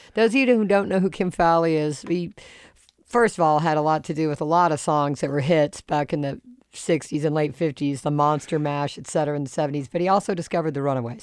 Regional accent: Charleston, United States; I grew up in Charleston

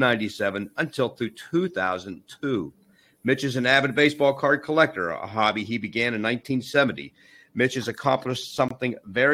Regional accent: Pittsburgh, Pennsylvania, United States; for many of my listeners, they know I was born and raised in Pittsburgh, and as a graduate of the North Hills High School there

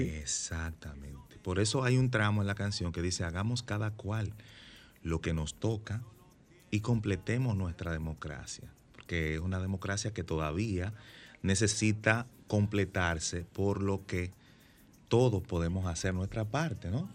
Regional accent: Santiago de los Caballeros, Santiago, Dominican Republic; yo vivo en Santiago, yo soy de Santiago

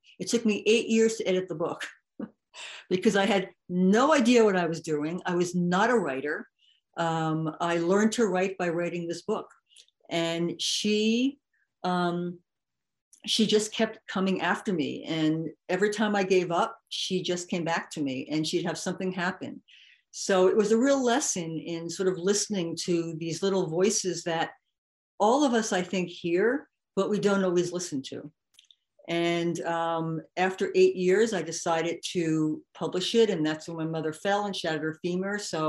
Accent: New York, United States; because I am white and I'm from New York.

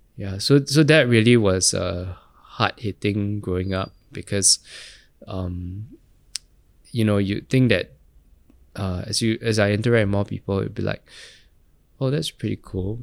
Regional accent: Singapore; growing up in Geylang

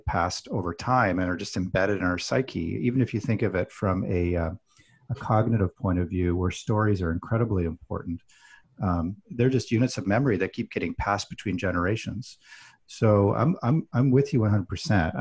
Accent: Alberta, Canada; I grew up in Alberta, which is part of Canada

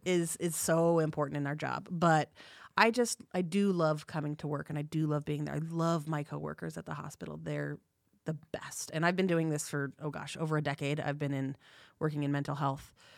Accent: Bay Area, California, United States; moved away; I'm from California. I'm originally from the Bay Area.

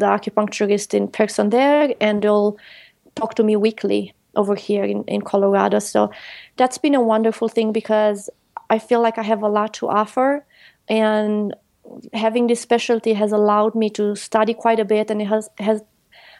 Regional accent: Romania; moved away; I grew up in Europe, in Romania, and I worked at the farm

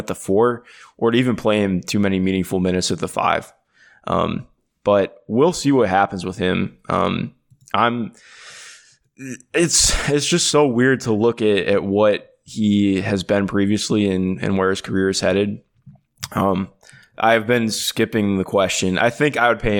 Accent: Cleveland, Ohio, United States; I grew up in Cleveland

